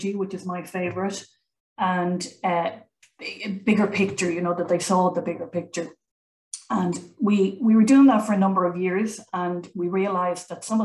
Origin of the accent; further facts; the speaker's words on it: Ireland; now in Germany; I come from Ireland